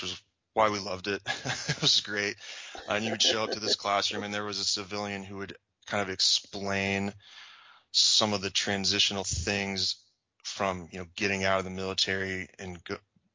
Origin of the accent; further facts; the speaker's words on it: Champaign, Illinois, United States; moved away as an adult; also born or lived in Camp Lejeune, North Carolina / Camp Pendleton, California / Okinawa; I'm back essentially in my hometown now